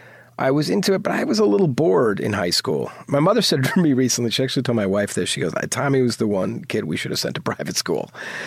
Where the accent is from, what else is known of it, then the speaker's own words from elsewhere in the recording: New Providence, New Jersey, United States; New Providence, New Jersey. It's actually where Win Win is set.